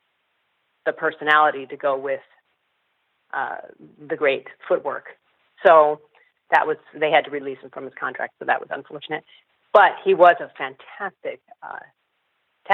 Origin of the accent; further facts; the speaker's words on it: Southern California, United States; also born or lived in Berkeley, California; I'm from Northern California originally, and then we moved to Southern California when I was seven